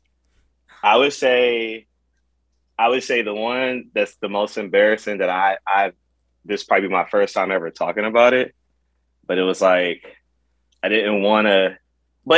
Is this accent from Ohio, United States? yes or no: yes; Cleveland, Ohio, United States; I'm from Cleveland, Ohio, you know, the capital of Ohio.